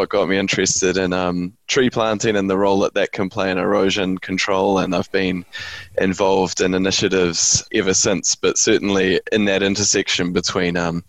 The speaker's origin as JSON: {"language": "English", "town": "Waikuku", "region": "Canterbury", "country": "New Zealand", "tie": "born or raised there", "said": "I grew up in North Canterbury on a small sheep farm just outside of Waikuku."}